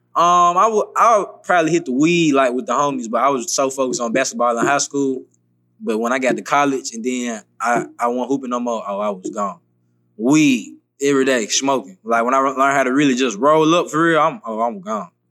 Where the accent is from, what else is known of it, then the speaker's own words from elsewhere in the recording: Memphis, Tennessee, United States; moved away as an adult; now in Atlanta, United States; I grew up, I'm really from Memphis